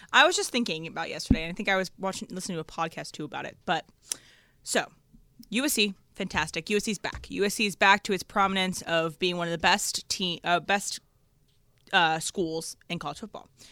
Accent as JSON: {"language": "English", "region": "East Coast", "country": "United States", "tie": "born or raised there", "said": "I was raised in the East Coast"}